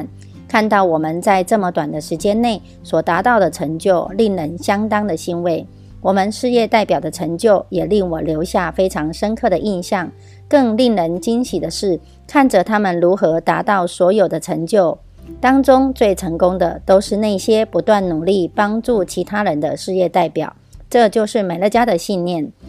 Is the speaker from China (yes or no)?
no; Miaoli County, Taiwan